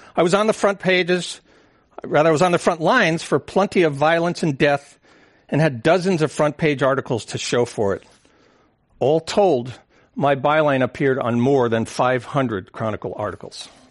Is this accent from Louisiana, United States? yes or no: no; San Francisco, California, United States; growing up in San Francisco